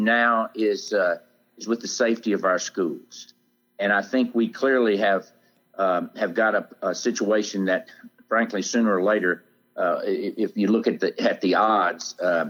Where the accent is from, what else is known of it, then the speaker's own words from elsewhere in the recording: Ripley, Tennessee, United States; my high school at home in Ripley